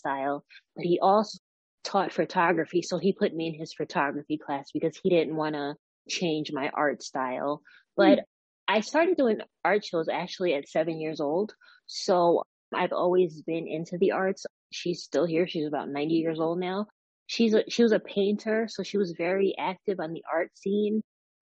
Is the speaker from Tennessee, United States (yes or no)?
no; Westchester County, New York, United States; also born or lived in Georgia; I'm from New York. I'm not from like NYC, Manhattan. I'm from Westchester County, New York